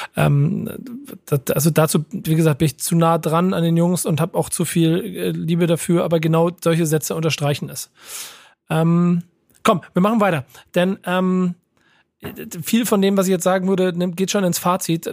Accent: Hamburg, Germany; in Hamburg geboren und äh, auch Familienbaumstamm äh, entsprechend ähm, hamburgerisch.

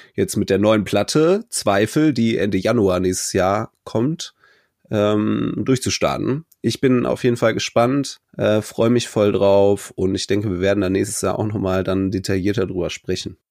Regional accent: Cologne, North Rhine-Westphalia, Germany; für mich als Kölner

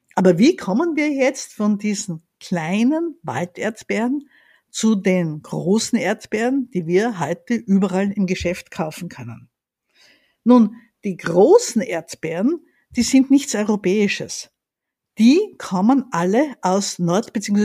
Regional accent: Graz, Styria, Austria; now in Vienna, Austria; Ich bin in Graz aufgewachsen

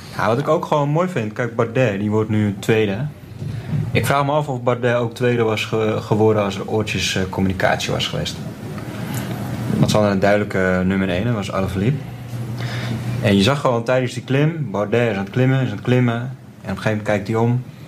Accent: Netherlands; wij als Nederlanders

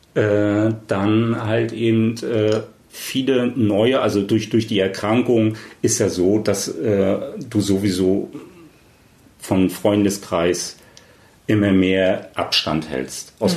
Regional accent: East Germany, Germany; als Ossi, dann halt eben auch der Quoten-Ossi

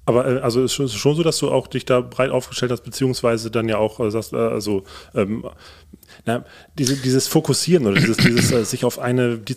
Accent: Hamburg, Germany; diese Eindrücke durfte ich als Hamburger dann Jahre später beim Schlagermove nachholen

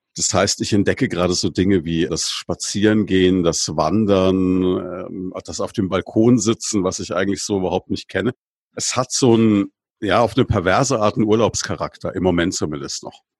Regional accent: Würzburg, Bavaria, Germany; als Würzburger

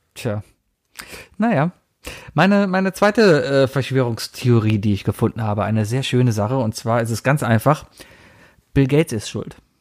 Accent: Germany; als Deutscher

